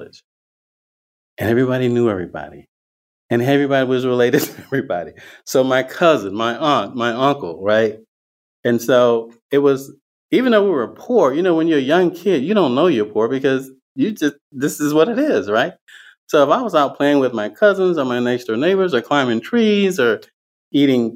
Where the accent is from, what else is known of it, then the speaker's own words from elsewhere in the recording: the Deep South, rural Georgia, United States; now in Northern California, United States; I grew up in the Deep South with people now would call a conservative Christian holy roller background